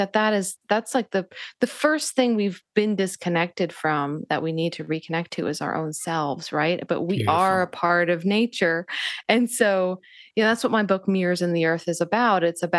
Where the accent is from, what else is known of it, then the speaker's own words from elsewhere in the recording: Northeast, United States; And that was partially, you know, my upbringing. I, you know, growing up in the Northeast, and I had a very much an internalized belief system that to be spiritual was at odds with being intellectual.